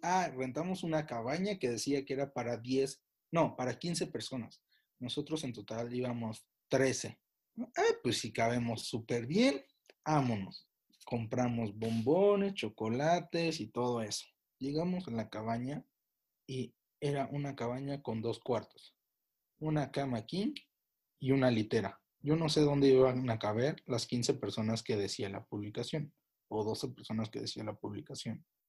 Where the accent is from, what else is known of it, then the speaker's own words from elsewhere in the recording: Pachuca, Hidalgo, Mexico; Soy de Pachuca